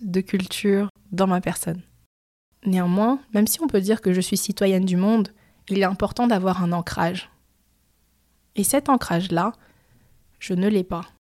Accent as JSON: {"language": "French", "country": "France", "tie": "born or raised there", "moved": "as an adult", "lives_now": "Montreal, Canada", "said": "je suis née en France, j'ai grandi en France et je suis d'origine cambodgienne et chinoise"}